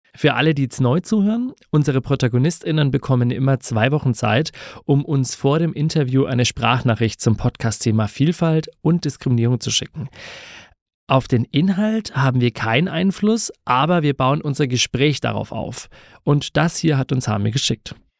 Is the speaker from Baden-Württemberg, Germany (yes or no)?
no; Bamberg, Bavaria, Germany; moved away; Ich komme nämlich ursprünglich aus Bamberg und war da auch auf dem, auf dem Gymnasium an der Schule